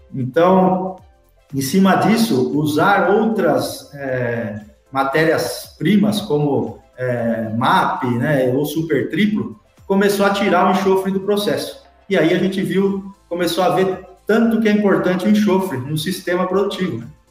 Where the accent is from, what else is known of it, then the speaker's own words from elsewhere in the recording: São Paulo, Brazil; moved away; also born or lived in Piracicaba; Eu sou paulistano, nascido na capital de São Paulo